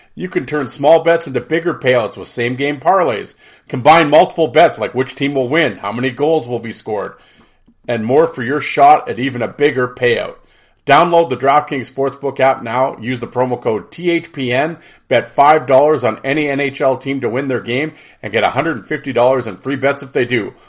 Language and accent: English; Canada; I'm Canadian